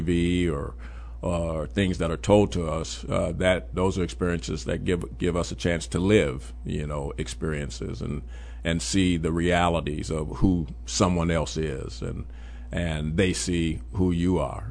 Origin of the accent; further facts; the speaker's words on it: Chicago, Illinois, United States; also born or lived in Memphis; I gr-, really grew up on the west side of Chicago.